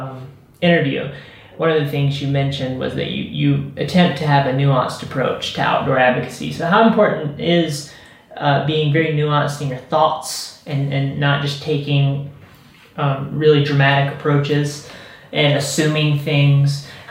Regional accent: South Carolina, United States; I grew up in South Carolina and it's like she's gnawing on the bones.

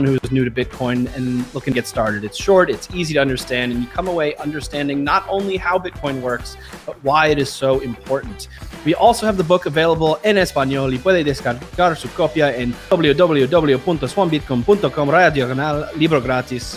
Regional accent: United States; I'm American

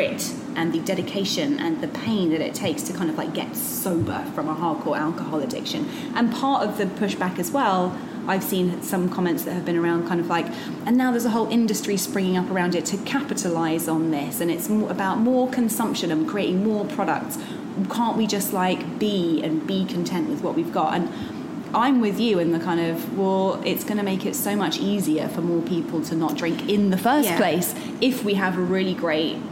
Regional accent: London, United Kingdom; also born or lived in Brixton; I was born in North London, then I lived in Brixton for 10 years

